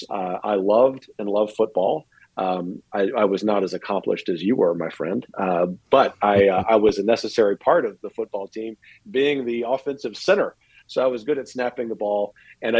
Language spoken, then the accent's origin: English; Lafayette, Louisiana, United States; moved away as an adult; also born or lived in Northern Virginia / Wyoming; my hometown of Lafayette, Louisiana